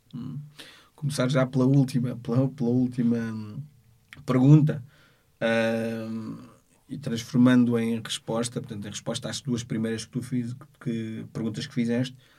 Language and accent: Portuguese; Portugal; nasci em Portugal, sou filho de, de, de, de africanos